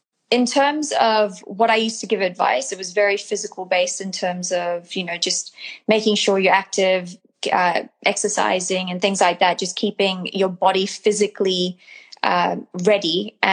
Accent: New Zealand; New Zealand.

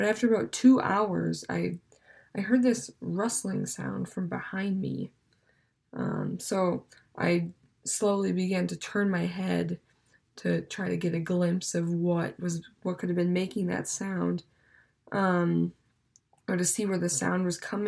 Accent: Minnesota, United States; moved away as an adult; now in Stevens Point, United States; I'm from Minnesota

